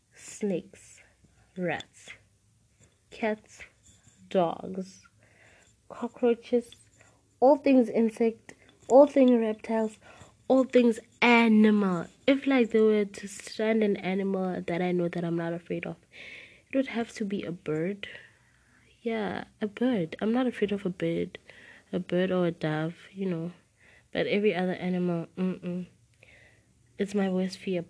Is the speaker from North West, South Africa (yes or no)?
yes; Klerksdorp, North West, South Africa; I'm 16 and I live in South Africa. Guys, I'm a South African podcaster